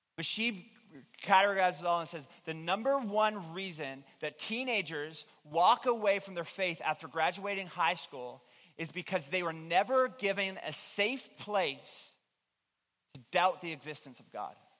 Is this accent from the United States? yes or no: no; Newfoundland and Labrador, Canada; moved away; I'm originally from Newfoundland